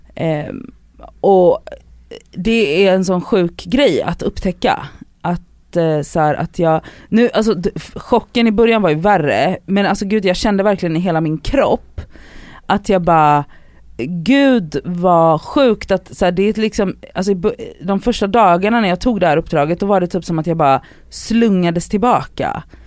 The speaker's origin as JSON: {"language": "Swedish", "town": "Gothenburg", "region": "Västra Götaland", "country": "Sweden", "moved": "yes", "said": "när jag är hemma i Göteborg"}